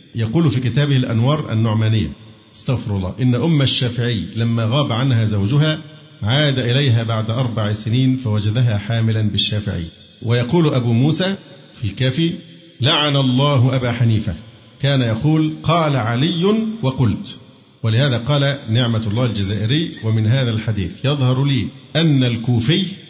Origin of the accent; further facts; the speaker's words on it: Egypt; عندنا في مصر